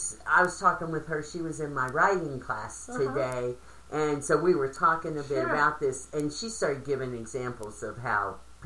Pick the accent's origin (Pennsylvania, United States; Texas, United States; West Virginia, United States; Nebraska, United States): West Virginia, United States; moved away as an adult; also born or lived in northern Vermont; I grew up in West Virginia. That's what we always said.